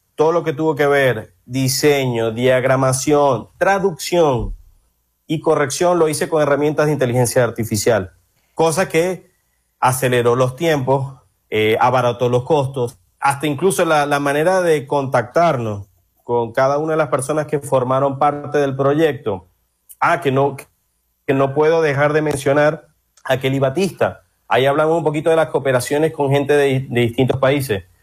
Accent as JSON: {"language": "Spanish", "town": "Maracaibo", "region": "Zulia", "country": "Venezuela", "also_born_or_lived": "Argentina", "moved": "as an adult", "lives_now": "Brazil", "said": "soy maracucho"}